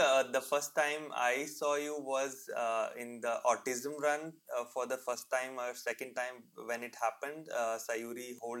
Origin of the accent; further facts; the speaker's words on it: India; like even me being an Indian, I cannot hold a conversation with the maids because they are like localites and usually speaking Marathi, which I understand and I can speak.